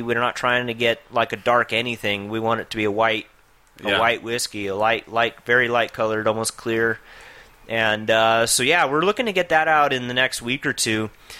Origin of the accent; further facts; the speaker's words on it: Albuquerque, New Mexico, United States; I grew up here in Albuquerque.